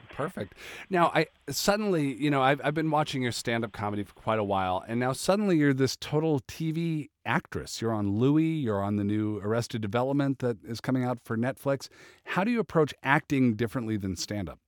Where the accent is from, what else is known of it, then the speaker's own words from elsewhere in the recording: Seattle, Washington, United States; moved away; I'm originally from Seattle